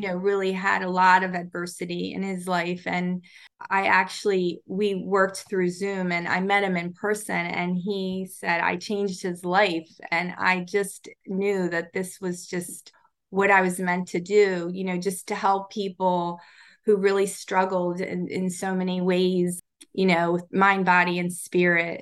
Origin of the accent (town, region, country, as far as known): Baltimore, Maryland, United States